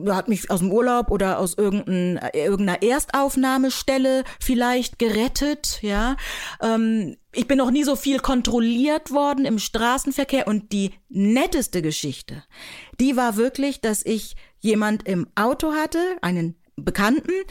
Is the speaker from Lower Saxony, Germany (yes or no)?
yes; Buxtehude, Lower Saxony, Germany; also born or lived in Nigeria; Ich bin in Buxtehude aufgewachsen, hatte wirklich eine wahnsinns tolle Kindheit.